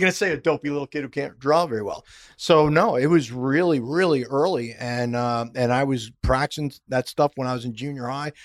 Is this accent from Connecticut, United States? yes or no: no; Schenectady, New York, United States; moved away as an adult; my hometown, the way it was pronounced, Schenectady